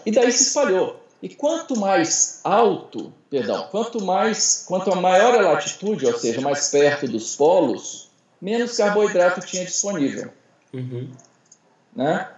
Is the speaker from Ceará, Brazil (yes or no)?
yes; Ceará, Brazil; now in Brasília, Brazil; eu sou cearense, eu sou nordestino